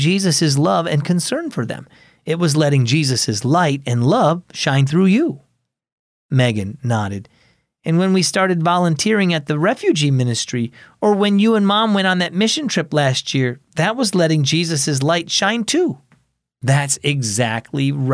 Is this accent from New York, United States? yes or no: no; Michigan, United States; When I was growing up in Michigan